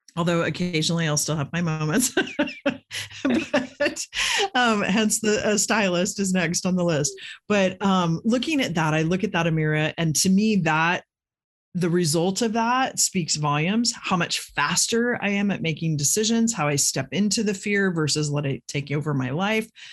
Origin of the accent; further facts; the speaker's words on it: Midwest, United States; I grew up in the Midwest